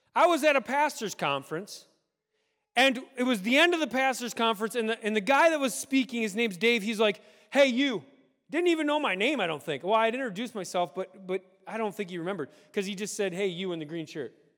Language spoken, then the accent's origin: English; United States; we are American